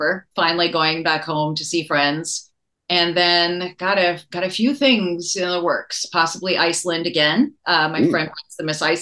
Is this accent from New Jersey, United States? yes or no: no; Maui, Hawaii, United States; moved away; I grew up in Hawaii. I grew up on Maui